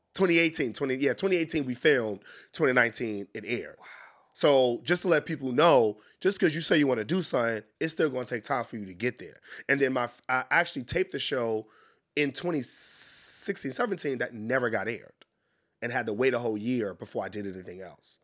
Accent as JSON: {"language": "English", "town": "New York City", "region": "New York", "country": "United States", "tie": "born or raised there", "moved": "as an adult", "lives_now": "Washington, D.C., United States", "said": "I grew up in Harlem, New York, hustler."}